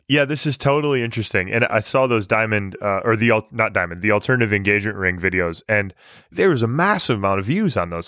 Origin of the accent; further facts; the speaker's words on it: Michigan, United States; growing up in Michigan